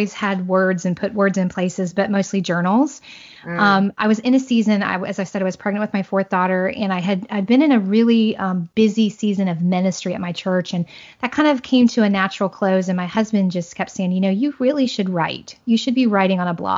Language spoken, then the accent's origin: English; Southern Indiana, United States; moved away as an adult; also born or lived in Central Florida; now in Florida, United States; I'm a Hoosier girl. I grew up in Southern Indiana, small town girl, but we currently live in Central Florida